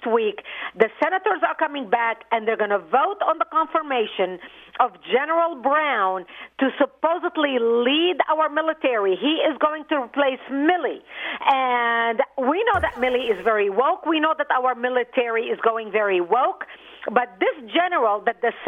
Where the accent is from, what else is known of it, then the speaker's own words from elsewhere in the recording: Lebanon; now in United States; I immigrated from Lebanon.